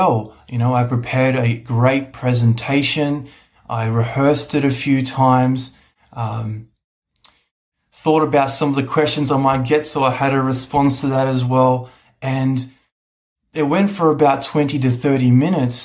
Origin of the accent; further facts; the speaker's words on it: Australia; I'm from Australia.